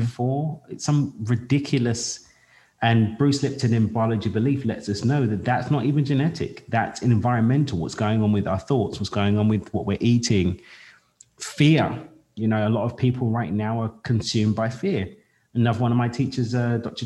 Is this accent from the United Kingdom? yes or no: yes; London, United Kingdom; I'm Black British. I was born in East London in the UK in the 80s